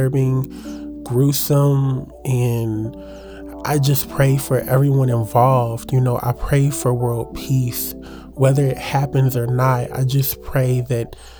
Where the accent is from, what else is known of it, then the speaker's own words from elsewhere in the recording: Louisville, Kentucky, United States; I'm from Louisville, Kentucky. I currently reside in Louisville